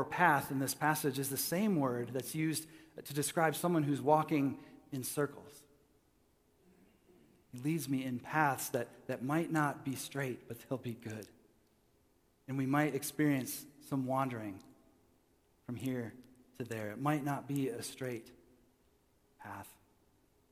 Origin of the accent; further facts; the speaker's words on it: Michigan, United States; I was raised in Michigan